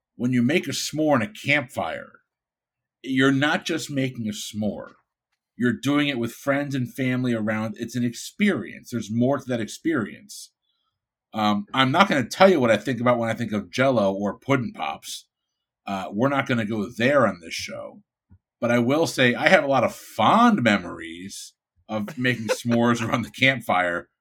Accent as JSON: {"language": "English", "town": "Bridgeport", "region": "Connecticut", "country": "United States", "also_born_or_lived": "Florida", "moved": "yes", "said": "I'm from Bridgeport, Connecticut"}